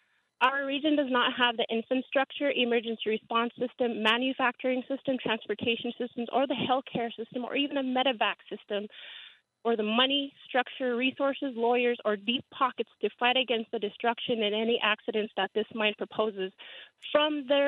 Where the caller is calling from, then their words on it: Bethel, Alaska, United States; I'm calling from Bethel, Alaska.